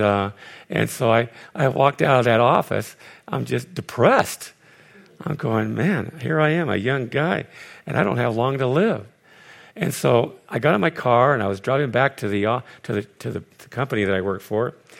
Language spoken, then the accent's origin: English; Los Angeles, California, United States; also born or lived in Connecticut; I'm born and raised in Los Angeles